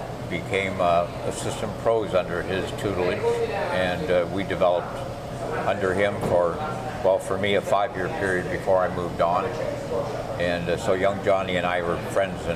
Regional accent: London, Ontario, Canada; I grew up in London, Ontario, and that's where I started my career

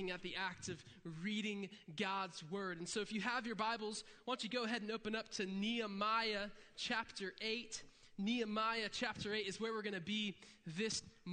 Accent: Interlachen, Florida, United States; I'm from Interlaken, Florida

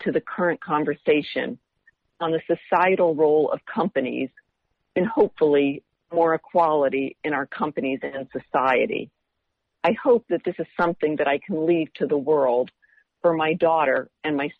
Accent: Indiana, United States; moved away; growing up in Indiana

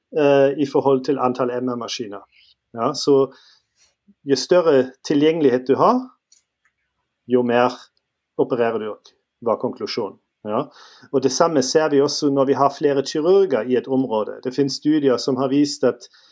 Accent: Northern Germany, Germany; Norwegian is a second language; moved away as an adult; also born or lived in Trondheim, Norway; now in Stavanger, Norway; jeg er født og oppvokst i Tyskland, Nord-Tyskland, og um, kom til Norge for uh, vel ti år siden.

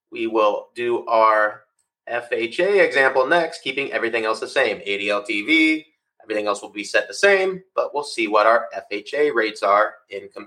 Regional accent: Florida, United States; We're from South Florida as well.

